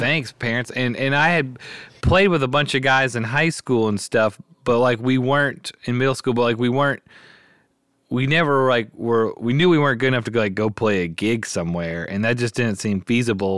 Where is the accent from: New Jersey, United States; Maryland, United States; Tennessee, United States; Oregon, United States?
Tennessee, United States; Memphis; I was born and raised in Memphis, grew up here